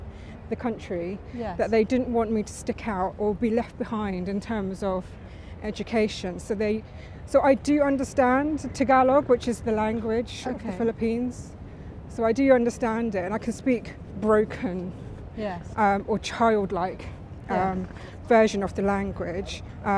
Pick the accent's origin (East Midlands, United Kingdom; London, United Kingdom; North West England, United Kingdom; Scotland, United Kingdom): London, United Kingdom; Oh yeah, I was born in Barnet in London.